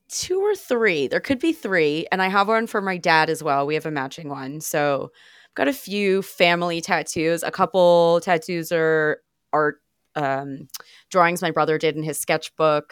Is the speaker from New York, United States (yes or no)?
yes; Long Island, New York, United States; I grew up on Long Island